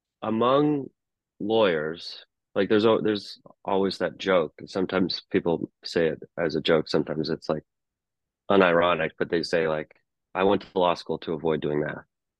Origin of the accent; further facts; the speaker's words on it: Anchorage, Alaska, United States; But growing up in Alaska, like the baseball season is like only about 3 months compared to in the lower 48